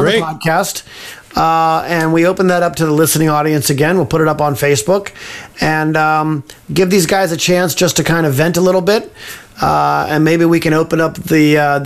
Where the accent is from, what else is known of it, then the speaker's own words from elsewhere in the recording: Livermore, California, United States; also born or lived in Pleasanton, California / Davis, California; I'm a Bay Area boy, born and bred in Livermore, grew up in Livermore and Pleasanton, lived in Davis for a while